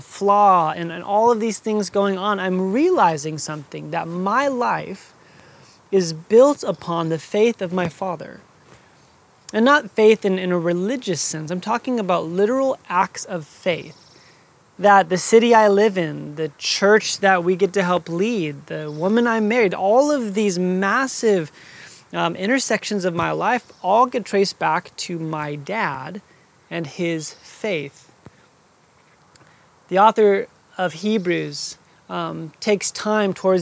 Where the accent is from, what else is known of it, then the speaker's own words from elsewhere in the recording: Phoenix, Arizona, United States; I was born in Phoenix, Arizona